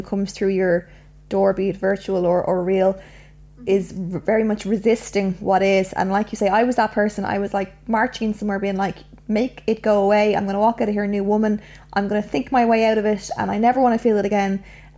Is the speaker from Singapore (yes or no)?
no; Ireland; especially being Irish